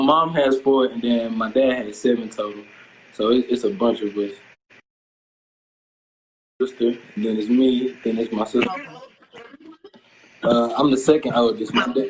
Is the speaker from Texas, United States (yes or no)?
yes; Dallas, Texas, United States; also born or lived in Eugene, Oregon / Tokyo, Japan; I'm from Dallas, Texas. I live here in South Dallas.